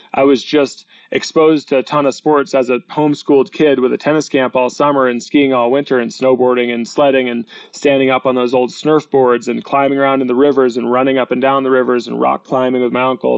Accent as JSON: {"language": "English", "region": "New Hampshire", "country": "United States", "said": "We come from New Hampshire. It's a live free or die state."}